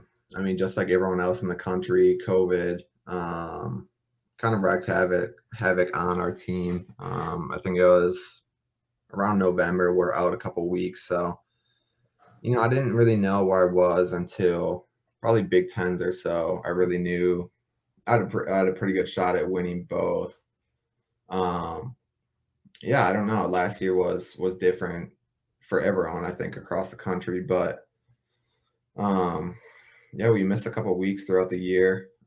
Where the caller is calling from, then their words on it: Minneapolis, Minnesota, United States; From Minneapolis, Minnesota.